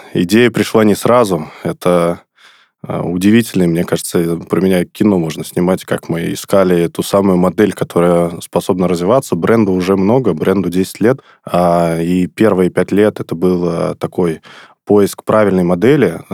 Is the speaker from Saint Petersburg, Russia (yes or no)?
no; Sterlitamak, Bashkortostan, Russia; город Стерлитамак. Это город, откуда я родом, город, где я учился в школе